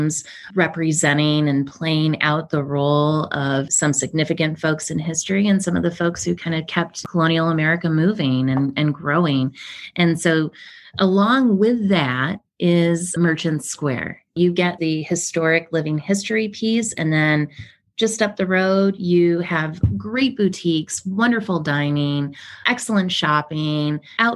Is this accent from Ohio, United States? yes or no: yes; Ohio, United States; moved away; We're from Ohio. You know, we were one of those Midwest families